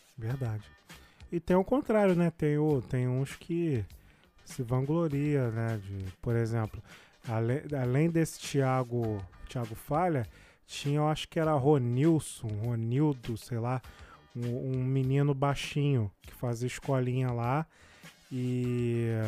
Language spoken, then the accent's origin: Portuguese; Rio de Janeiro, Brazil; Eu também sou de Jardim América